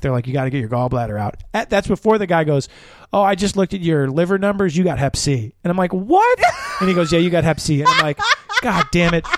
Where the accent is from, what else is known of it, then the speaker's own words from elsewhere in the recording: Chicago, Illinois, United States; I'm from Chicago